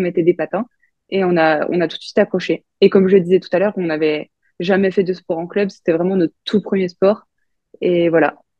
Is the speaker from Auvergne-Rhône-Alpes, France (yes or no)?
no; Bourgogne-Franche-Comté, France; Je viens de Franche-Comté